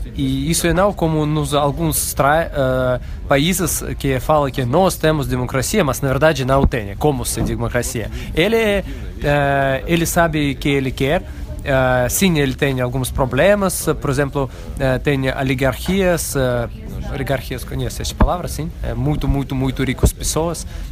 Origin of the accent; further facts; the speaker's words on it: Russia; como russo